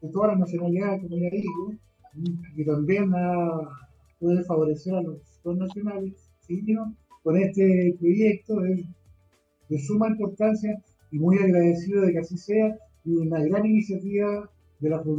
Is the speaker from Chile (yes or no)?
yes; Chile; yo digo mi país, porque yo soy chileno